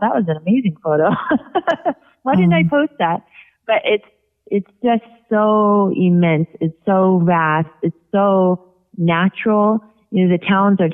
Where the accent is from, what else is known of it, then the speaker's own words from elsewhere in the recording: Puget Sound, Washington, United States; my hometown where we're from in the Puget Sound